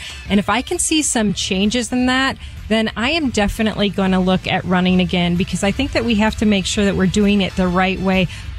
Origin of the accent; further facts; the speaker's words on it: Pennsylvania, United States; I was born in Pennsylvania